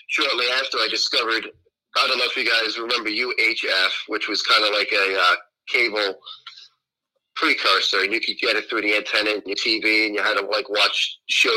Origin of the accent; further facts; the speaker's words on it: Northeast, United States; I grew up in the Northeast back in the day.